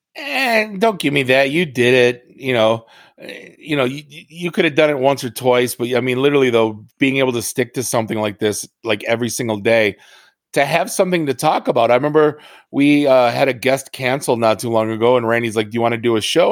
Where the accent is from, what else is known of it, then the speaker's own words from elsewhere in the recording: Detroit, Michigan, United States; also born or lived in Oakland County, Michigan; I'm from Detroit